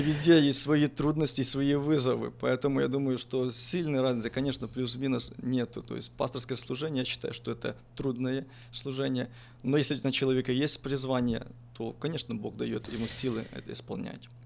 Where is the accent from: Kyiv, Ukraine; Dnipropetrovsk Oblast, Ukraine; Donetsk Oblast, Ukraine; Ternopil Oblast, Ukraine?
Ternopil Oblast, Ukraine; Ternopil; moved away as an adult; also born or lived in United States; родился я в 1981 году э, в Украине, город Тернополь